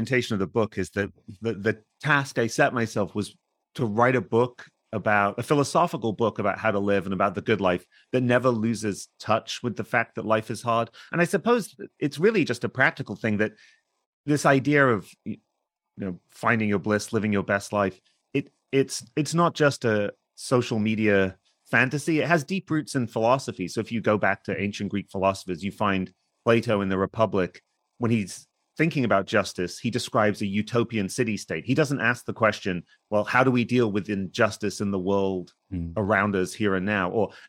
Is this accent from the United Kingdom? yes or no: yes; Hull, Yorkshire and the Humber, United Kingdom; moved away as an adult; now in United States; I actually grew up in England. I was born in Hull. I went to university in the UK, and then I came to the US for grad school.